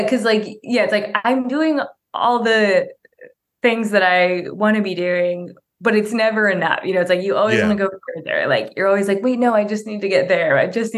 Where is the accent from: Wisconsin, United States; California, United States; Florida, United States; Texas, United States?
California, United States; Bay Area; also born or lived in Cleveland, Ohio; when I was six, my family moved to the Bay Area